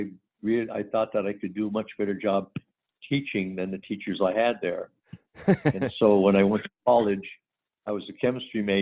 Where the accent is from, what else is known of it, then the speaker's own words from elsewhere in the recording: Northeastern Pennsylvania, United States; moved away as an adult; also born or lived in New Jersey / Florida / Los Angeles / Palm Springs; now in La Mesa, United States; originally from Northeastern Pennsylvania. Started out, went to college there, taught school in Pennsylvania